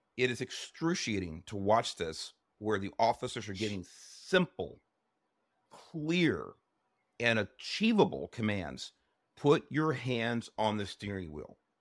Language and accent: English; Los Angeles, California, United States; I grew up in Southeast Los Angeles